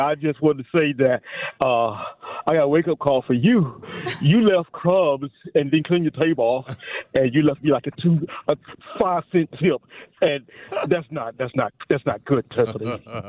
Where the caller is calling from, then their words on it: Gwinnett, Georgia, United States; I'm pastry guy from Gwinnett.